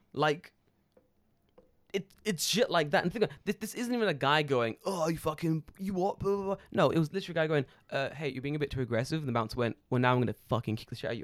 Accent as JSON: {"language": "English", "region": "London", "country": "United Kingdom", "tie": "born or raised there", "moved": "yes", "lives_now": "Japan", "said": "I grew up in London."}